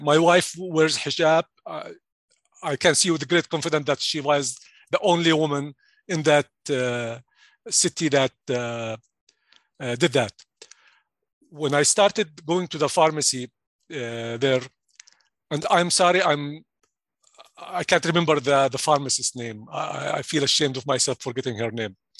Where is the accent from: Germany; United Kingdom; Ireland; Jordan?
Jordan; English is a second language; moved away as an adult; also born or lived in Stevens Point, Wisconsin; now in United States; I'm originally from Jordan, and I'm sure you can flick, think, uh, you, you can hear my accent right now